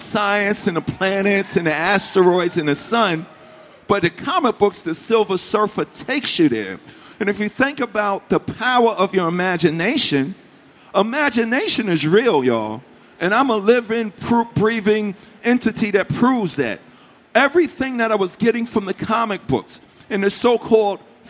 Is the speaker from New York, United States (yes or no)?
yes; New York City, New York, United States; growing up in Hollis, Queens, New York